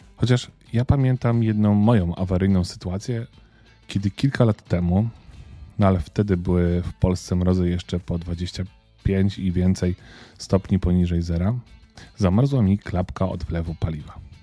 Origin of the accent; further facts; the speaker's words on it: Lesser Poland, Poland; jestem z Małopolski